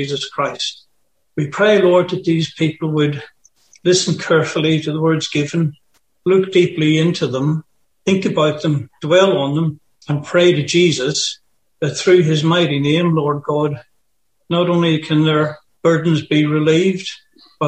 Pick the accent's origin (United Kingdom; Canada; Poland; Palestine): United Kingdom; Bangor, Northern Ireland; moved away as an adult; now in Australia; I'm from Bangor in County Down in Northern Ireland. I've been here over 40 years